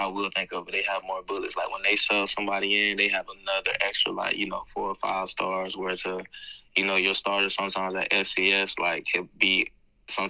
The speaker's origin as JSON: {"language": "English", "region": "Florida", "country": "United States", "said": "I grew up a Florida State fan and I'm from Florida."}